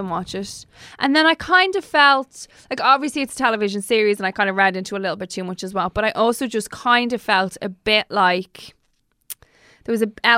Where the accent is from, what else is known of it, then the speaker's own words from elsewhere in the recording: Dublin, Leinster, Ireland; we're from Dublin